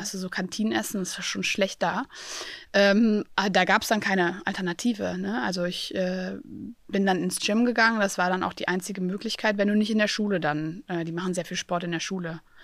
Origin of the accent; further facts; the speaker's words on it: Aachen, North Rhine-Westphalia, Germany; ich komme aus Aachen